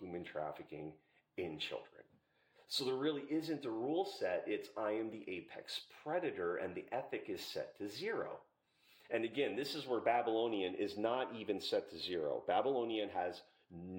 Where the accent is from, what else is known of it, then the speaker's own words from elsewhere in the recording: Little Valley, Pennsylvania, United States; I'm from Little Valley in Pennsylvania